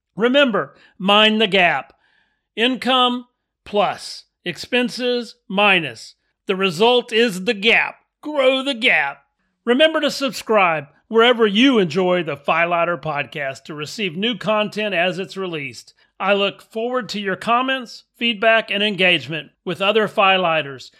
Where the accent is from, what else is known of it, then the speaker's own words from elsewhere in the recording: Texas, United States; also born or lived in Louisiana; I grew up mostly in Texas, but I'm from Louisiana